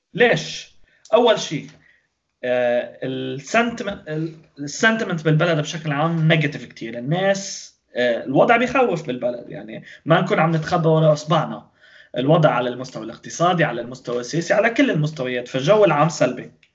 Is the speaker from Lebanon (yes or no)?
yes; Lebanon; نحن بلبنان